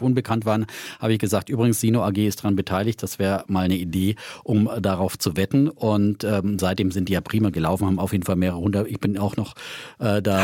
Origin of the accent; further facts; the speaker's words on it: Bavaria, Germany; mir persönlich als Franke